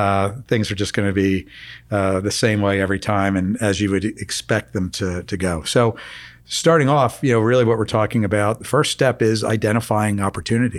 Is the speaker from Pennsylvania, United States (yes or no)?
yes; Philadelphia, Pennsylvania, United States; growing up in Philadelphia in the, oh, I guess, you know, mid, late seventies, early eighties